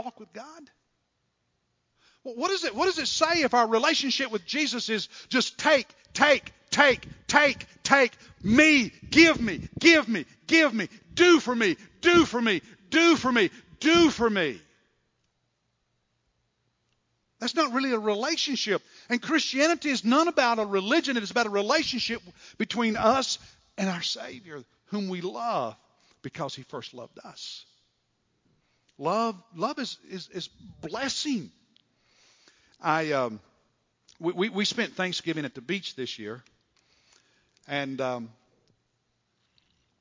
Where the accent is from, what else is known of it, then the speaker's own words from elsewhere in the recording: Kentucky, United States; I'm from Kentucky.